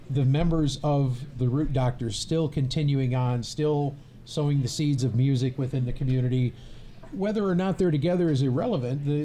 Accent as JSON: {"language": "English", "region": "Michigan", "country": "United States", "said": "they're going to know that we're from Michigan."}